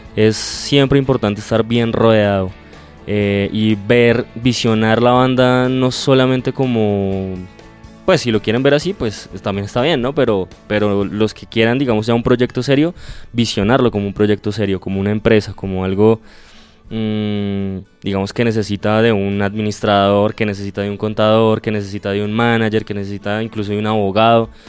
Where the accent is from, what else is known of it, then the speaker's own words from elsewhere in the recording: Cajicá, Cundinamarca, Colombia; nosotros somos de Cajicá